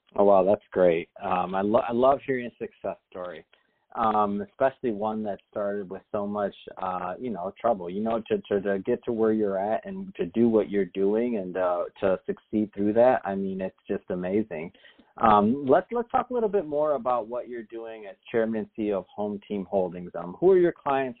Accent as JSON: {"language": "English", "town": "Detroit", "region": "Michigan", "country": "United States", "tie": "born or raised there", "moved": "yes", "said": "Detroit, Michigan, uh, my hometown"}